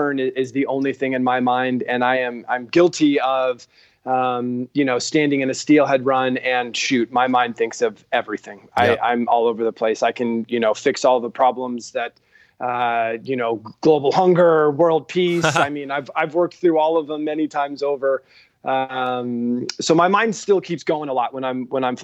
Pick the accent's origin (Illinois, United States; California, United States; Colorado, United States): Colorado, United States; Fort Collins; I grew up in Fort Collins, Colorado